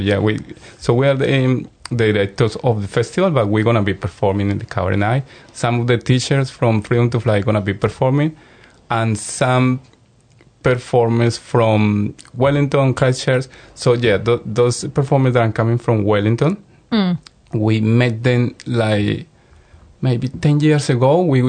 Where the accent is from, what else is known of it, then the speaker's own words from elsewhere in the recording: Colombia; moved away as an adult; now in New Zealand; Yeah, well, I'm from Colombia, so I used to take a long black, but now because I've been living for the last 6 years in New Zealand, I'm a flat white guy.